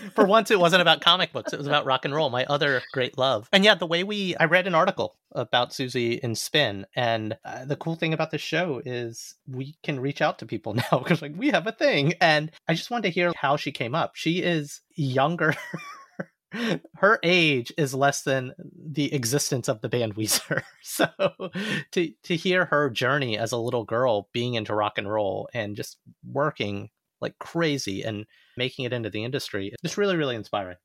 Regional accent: Alabama, United States; moved away; I grew up in Alabama

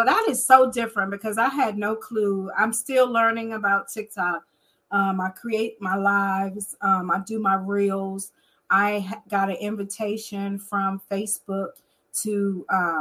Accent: Washington, District of Columbia, United States; I am from Washington, D.C.

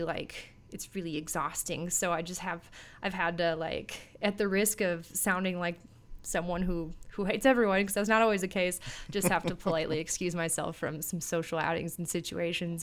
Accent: Minneapolis, Minnesota, United States; I grew up in the Twin Cities, Minneapolis, Minnesota area

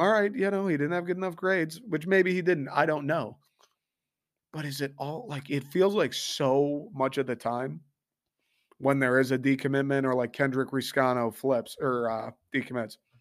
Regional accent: Detroit, Michigan, United States; moved away

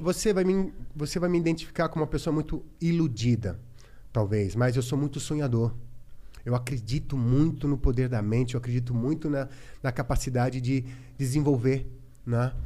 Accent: São Carlos, São Paulo, Brazil; moved away as an adult; eu sou do interior, de São Carlos

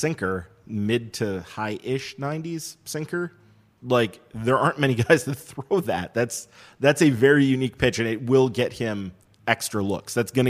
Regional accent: Madison, Wisconsin, United States; We're all from the Madison area.

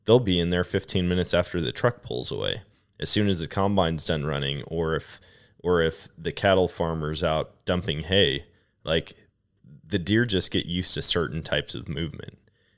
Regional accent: Wisconsin, United States; that's completely opposite of what I grew up experiencing in Wisconsin.

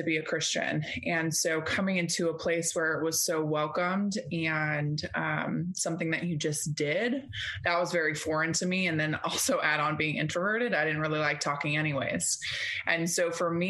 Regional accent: Northern California, United States; also born or lived in Boston, Massachusetts; we switched coasts and came back to California after having been gone for most of my life at that point.

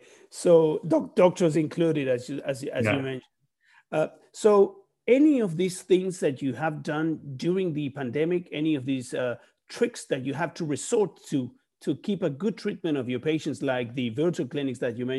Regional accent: Buenos Aires, Argentina; from Buenos Aires, Argentina

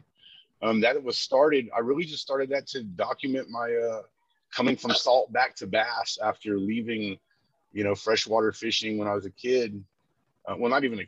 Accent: Corpus Christi, Texas, United States; now in Dallas, United States; I grew up in Corpus Christi on the beach, you know, Padre Island area

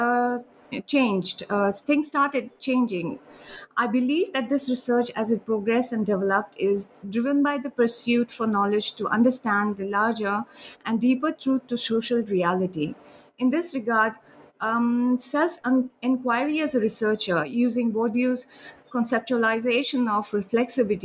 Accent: India; also born or lived in Sikkim; now in Germany

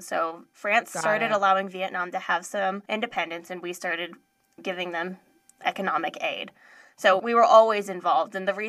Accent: United States; born or raised there

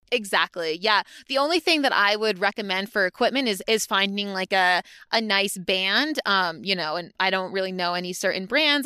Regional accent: Maine, United States; moved away as an adult; also born or lived in Connecticut (UConn) / Boston; now in Flagstaff, United States; I'm originally from Maine, um, New England, New England girl

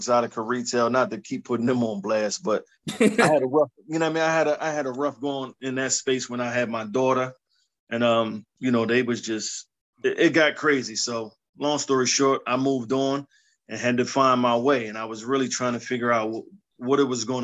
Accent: Philadelphia, Pennsylvania, United States; I'm from Philly, born and raised, man. Initially from Past Young Projects out in South Philly. Moved up to Erie Avenue when I was about 10

